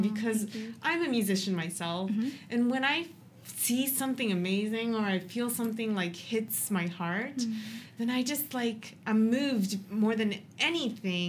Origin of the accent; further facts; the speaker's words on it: United States; now in Japan; I grew up in America and came to Japan